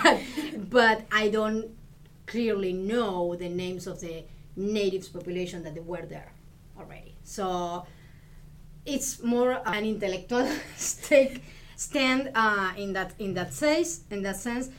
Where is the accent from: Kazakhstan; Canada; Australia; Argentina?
Argentina; English is a second language; moved away as an adult; also born or lived in Illinois; now in Houston, United States; I come from Argentina, and I arrived here in US in 2007, and I've been in Houston since, I believe, 2015